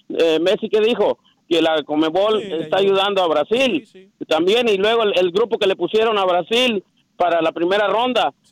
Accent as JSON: {"language": "Spanish", "country": "Mexico", "moved": "yes", "lives_now": "Houston, United States", "said": "yo soy mexicano"}